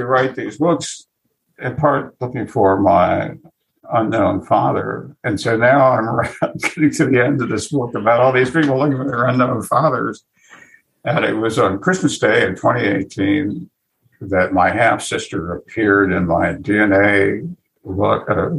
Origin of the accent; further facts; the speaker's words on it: New York City, New York, United States; I had been born in New York City and grown up